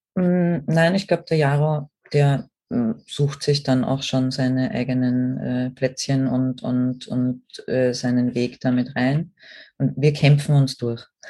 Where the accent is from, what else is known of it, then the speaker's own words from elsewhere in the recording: Austria; bei uns in Österreich